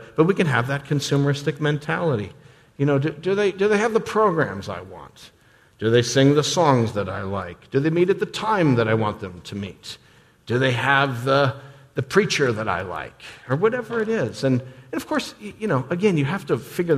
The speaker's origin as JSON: {"language": "English", "country": "United States", "said": "us as American Christians"}